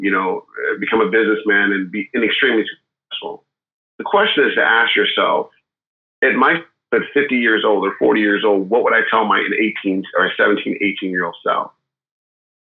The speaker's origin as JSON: {"language": "English", "town": "Milwaukee", "region": "Wisconsin", "country": "United States", "tie": "born or raised there", "moved": "yes", "lives_now": "California, United States", "said": "I grew up in Milwaukee, Wisconsin. I live in California now, but I've lived all over the world"}